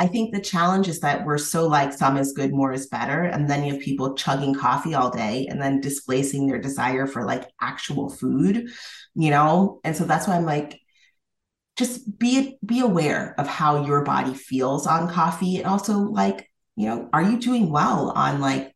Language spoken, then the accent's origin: English; Massachusetts, United States; I'm from Massachusetts